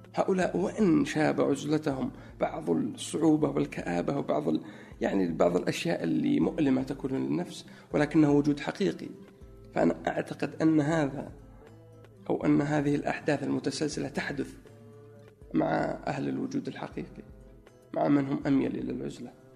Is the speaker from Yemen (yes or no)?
no; Najran, Najran Province, Saudi Arabia; moved away as an adult; also born or lived in Egypt / Chicago, United States / New York, United States; now in Riyadh, Saudi Arabia; في نجران اكيد لانها موطني و يعني المكان اللي ترعرعت فيه منذ الطفوله